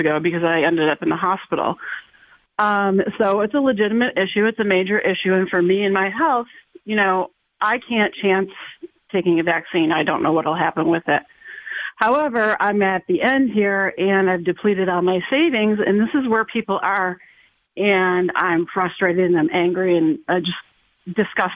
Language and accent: English; Western New York, United States; now in Massachusetts, United States; I'm from Western New York